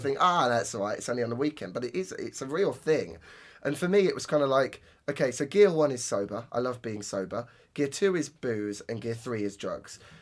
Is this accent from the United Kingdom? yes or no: yes; Northampton, East Midlands, United Kingdom; Roadmender in my hometown